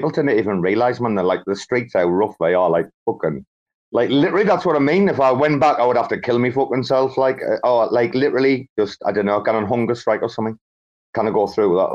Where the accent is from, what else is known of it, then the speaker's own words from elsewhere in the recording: England, United Kingdom; moved away as an adult; it's a decade since I've been back to my home country and seen my own family